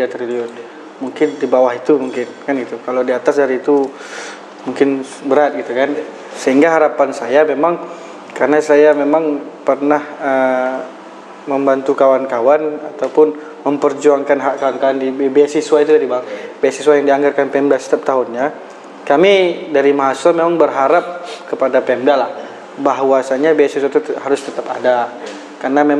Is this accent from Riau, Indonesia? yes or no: yes; Riau, Indonesia; itu mungkin yang menjadi apa namanya kebanggaan kami dari Kabupaten Kalir dibanding kabupaten lain.